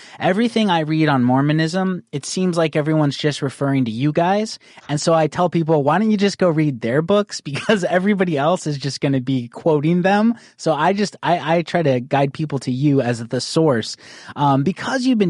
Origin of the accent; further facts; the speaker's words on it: Northern Arizona, United States; I grew up in Northern Arizona